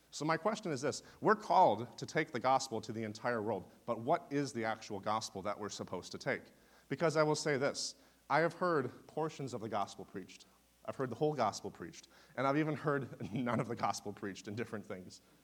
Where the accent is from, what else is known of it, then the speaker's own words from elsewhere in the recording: Wisconsin, United States; also born or lived in Ohio; now in Oklahoma, United States; I am originally from Wisconsin